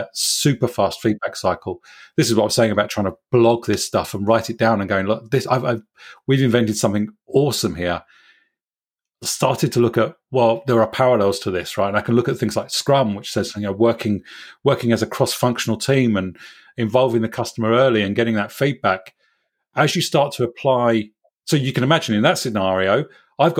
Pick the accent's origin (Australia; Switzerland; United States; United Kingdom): United Kingdom; Swindon, South West England; I was at a small startup called Ubiquisys in my hometown in Swindon